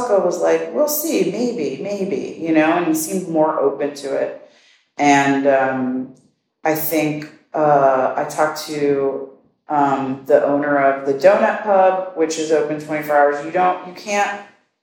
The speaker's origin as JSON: {"language": "English", "town": "New York City", "region": "New York", "country": "United States", "tie": "born or raised there", "also_born_or_lived": "Bronx / Queens / Long Island City", "said": "my hometown is the best town in the world."}